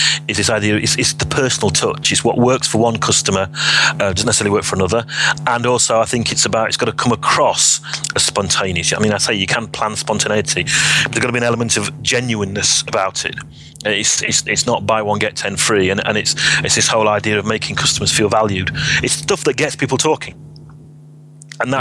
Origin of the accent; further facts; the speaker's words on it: Sheffield, Yorkshire and the Humber, United Kingdom; I was from Sheffield